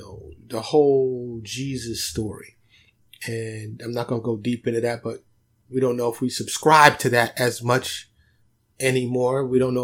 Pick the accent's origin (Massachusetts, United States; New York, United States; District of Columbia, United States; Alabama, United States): New York, United States; moved away; growing up in New York